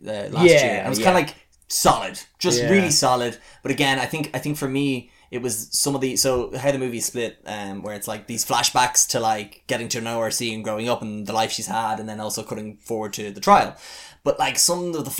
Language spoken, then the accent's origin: English; Ireland; we're from Ireland